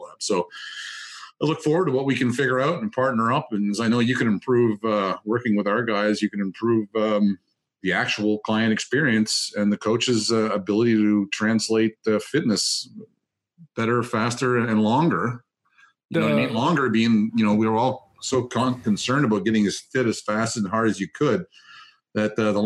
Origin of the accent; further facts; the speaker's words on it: Gaspé, Quebec, Canada; moved away; back where I grew up in Gaspé